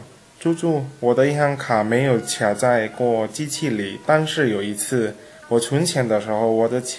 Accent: Indonesia; Chinese is a second language

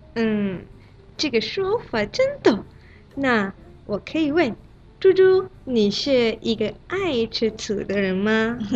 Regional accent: Malaysia; now in China; 我是来自马来西亚的

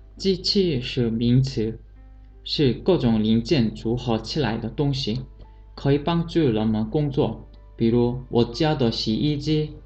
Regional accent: Busan, South Korea; Chinese is a second language; moved away; also born or lived in China; 来自韩国釜山

